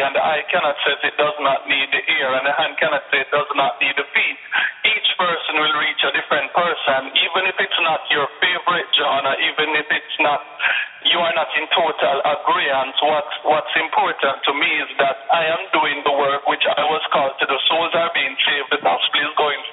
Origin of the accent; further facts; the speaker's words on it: Kingston, Jamaica; I'm from Kingston, Jamaica